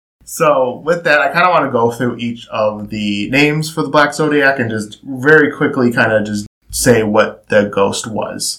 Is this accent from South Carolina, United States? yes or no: no; Cleveland, Ohio, United States; we're from Cleveland